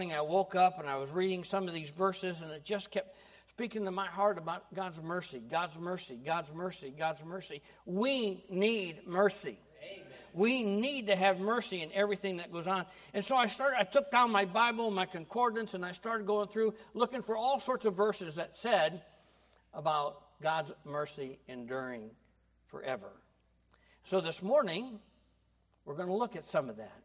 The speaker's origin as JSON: {"language": "English", "country": "United States", "tie": "born or raised there", "said": "I grew up in America"}